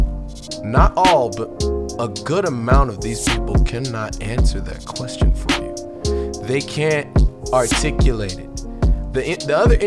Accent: United States; We as Americans

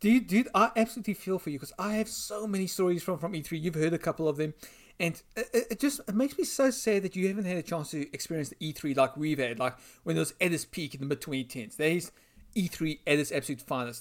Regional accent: South Africa; I'm from South Africa.

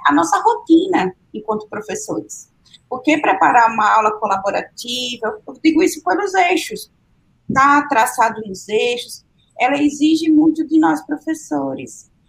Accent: Sergipe, Brazil; moved away; lá em Sergipe, eu sou sergipana

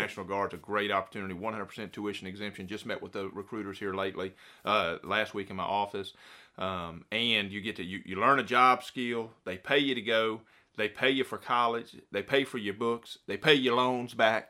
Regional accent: Bryan, Texas, United States; so I spent most of my time there growing up in Bryan, which is right next to College Station, where Texas A&M University is

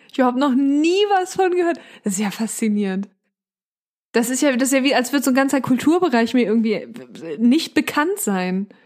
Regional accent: Northern Germany, Germany; also ich komme ja aus Norddeutschland, du auch.

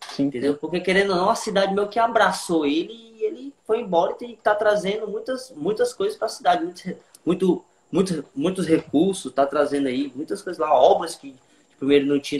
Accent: Morada Nova, Ceará, Brazil; Eu sou da cidade de Moro Novo Ceará, como eu falei há pouco tempo.

